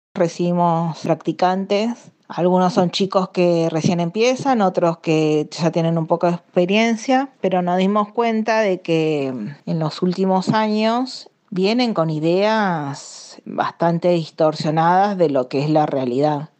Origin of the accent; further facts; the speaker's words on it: Corrientes, Argentina; moved away as an adult; now in Buenos Aires, Argentina; Yo soy de Corrientes, eh, soy descendiente de japoneses, Sansei